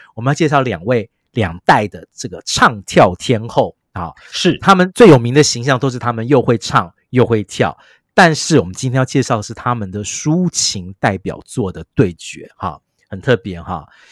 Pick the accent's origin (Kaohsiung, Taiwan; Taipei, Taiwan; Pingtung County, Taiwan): Taipei, Taiwan; 我自己一个土生土长台北人